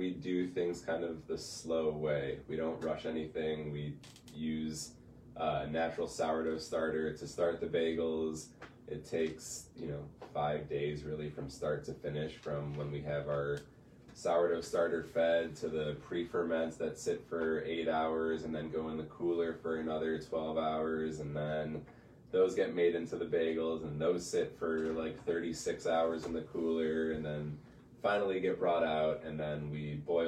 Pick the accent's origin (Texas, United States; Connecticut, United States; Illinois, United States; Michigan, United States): Michigan, United States; Detroit; moved away as an adult; also born or lived in Colorado / Denver; now in Traverse City, United States; I am originally from the Detroit area